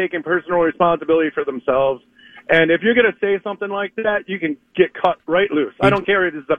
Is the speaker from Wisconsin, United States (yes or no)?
yes; Wisconsin, United States; I'm from Wisconsin.